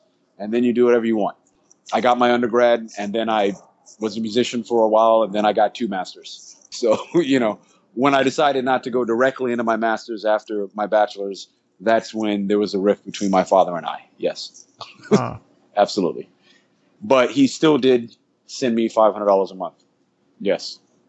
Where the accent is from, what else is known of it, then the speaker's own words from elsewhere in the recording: St. Croix, U.S. Virgin Islands; also born or lived in Charlotte, North Carolina; Yes, I came from the Caribbean. Yes. I was born in St. Croix, U.S. Virgin Islands.